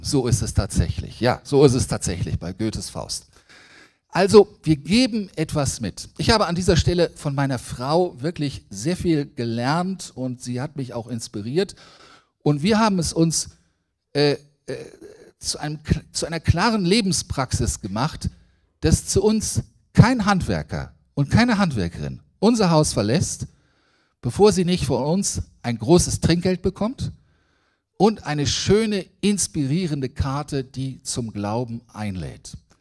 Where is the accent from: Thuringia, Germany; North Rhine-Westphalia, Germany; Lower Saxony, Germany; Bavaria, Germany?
Lower Saxony, Germany; Braunschweig; ich komme aus Braunschweig, ich bin ein Niedersachse